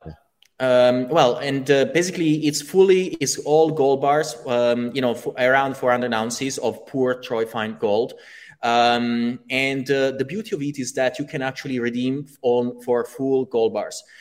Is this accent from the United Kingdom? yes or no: no; Italy; I come from Italy